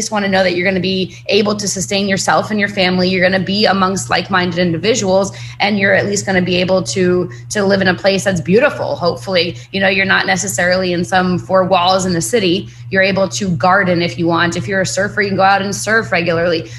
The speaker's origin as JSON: {"language": "English", "region": "New York", "country": "United States", "also_born_or_lived": "Nicaragua", "moved": "as an adult", "lives_now": "Belize", "said": "I'm from New York originally. I moved down to Latin America back in 2012"}